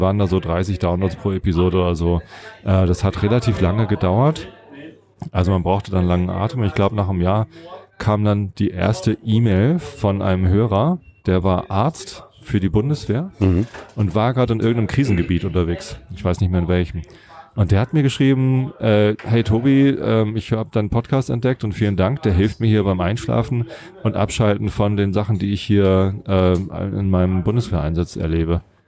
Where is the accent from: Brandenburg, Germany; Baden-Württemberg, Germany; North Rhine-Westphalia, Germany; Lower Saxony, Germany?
Lower Saxony, Germany; Wistedt; also born or lived in Buchholz in der Nordheide; meine Jugend habe ich ja in Buchholz verbracht. Also ich bin in Wistedt aufgewachsen